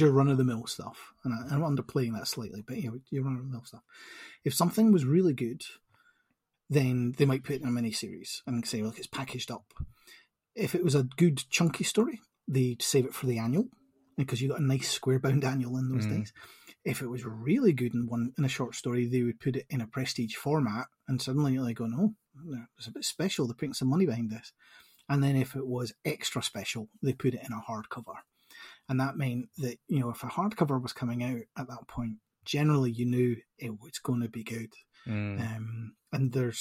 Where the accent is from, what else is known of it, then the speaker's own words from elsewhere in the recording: Edinburgh, Scotland, United Kingdom; born and bred in Edinburgh, but I went to Edinburgh University